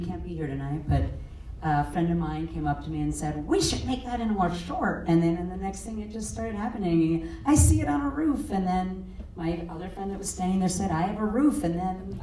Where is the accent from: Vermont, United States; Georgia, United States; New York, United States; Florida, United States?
New York, United States; I'm from New York